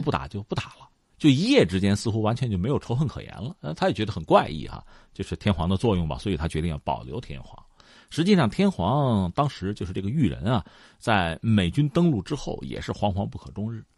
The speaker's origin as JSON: {"language": "Chinese", "country": "China", "said": "我们中国人"}